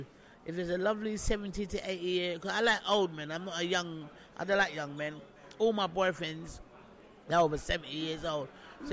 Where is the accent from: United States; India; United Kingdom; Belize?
United Kingdom; England; Being English, Big Brother and the Jungle.